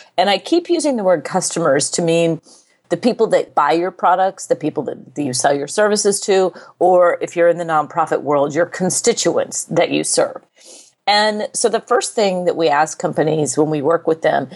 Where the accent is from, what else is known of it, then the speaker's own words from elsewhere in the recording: United States; I'm an American